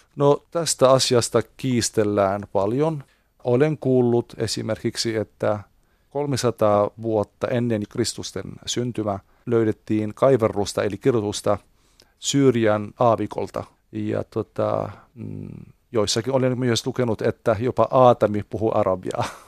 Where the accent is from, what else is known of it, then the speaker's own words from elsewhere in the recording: Beirut, Beirut Governorate, Lebanon; Finnish is a second language; now in Finland; meillä, mistä minä olen kotoisin, Libanonista Beirutissa